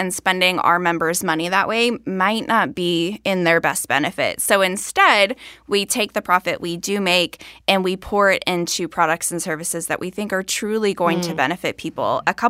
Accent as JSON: {"language": "English", "region": "Florida", "country": "United States", "moved": "yes", "said": "I'm from Florida"}